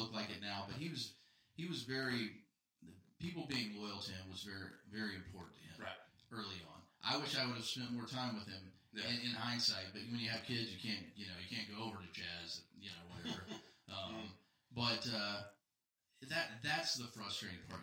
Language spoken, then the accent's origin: English; Oklahoma City, Oklahoma, United States; moved away; I grew up in Oklahoma City